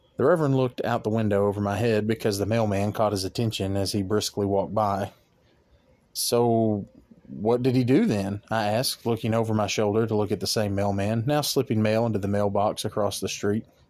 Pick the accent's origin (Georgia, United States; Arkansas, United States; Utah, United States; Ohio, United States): Arkansas, United States; my home state of Arkansas